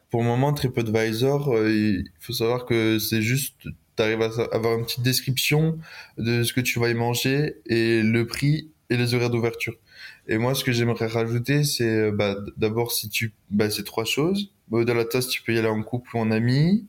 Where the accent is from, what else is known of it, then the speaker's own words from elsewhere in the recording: near Lyon, Auvergne-Rhône-Alpes, France; also born or lived in Grenoble; je viens de proche de Lyon à peu près. J'habite entre saint étienne et Lyon.